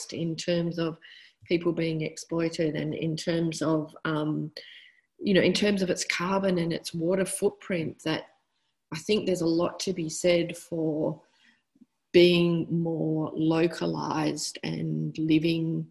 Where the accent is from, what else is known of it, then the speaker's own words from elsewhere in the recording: Western Australia, Australia; I'm from Western Australia and I live in Fremantle